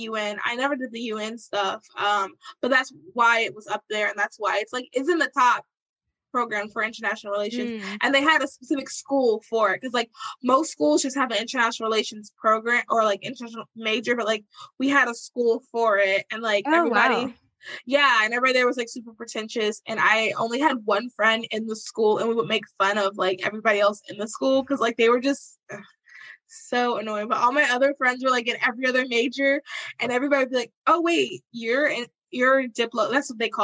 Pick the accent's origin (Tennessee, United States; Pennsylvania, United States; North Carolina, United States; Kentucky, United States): North Carolina, United States; Charlotte; moved away as an adult; also born or lived in New Jersey; I'm from Charlotte, North Carolina.